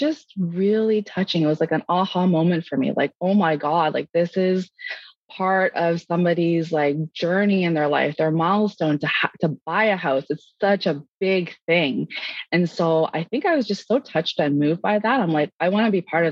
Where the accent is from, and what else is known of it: Ontario, Canada; born or raised there; also born or lived in Winnipeg, Manitoba / Toronto / North York / Maple; now in Georgetown, Canada